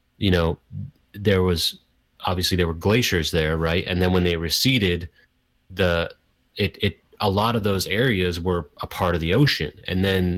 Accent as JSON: {"language": "English", "region": "Vermont", "country": "United States", "tie": "born or raised there", "said": "I grew up in Vermont"}